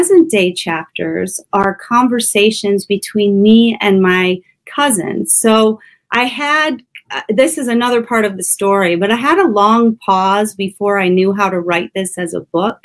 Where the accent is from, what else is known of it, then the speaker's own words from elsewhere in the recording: Ohio, United States; grew up in a little town in Ohio, so in kind of a small rural town